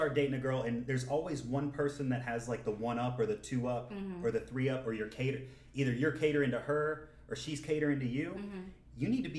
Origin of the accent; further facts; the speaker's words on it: Atlanta, Georgia, United States; I'm from Atlanta.